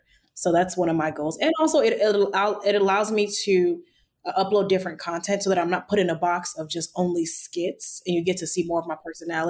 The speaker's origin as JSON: {"language": "English", "country": "Nigeria", "accent": "Nigerian", "said": "my brain just automatically knows to switch to my Nigerian accent"}